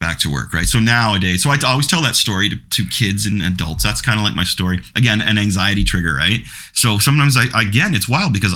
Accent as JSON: {"language": "English", "country": "Canada", "said": "I'm Canadian"}